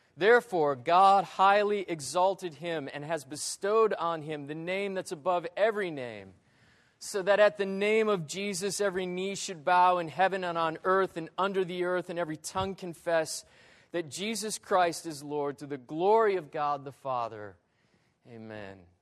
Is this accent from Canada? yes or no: no; northern Michigan, United States; growing up as a kid in northern Michigan